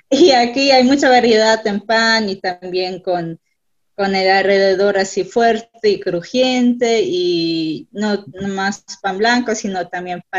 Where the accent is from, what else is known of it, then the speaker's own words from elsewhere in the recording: Mexico; Y entonces, pues les decimos que también somos mexicanos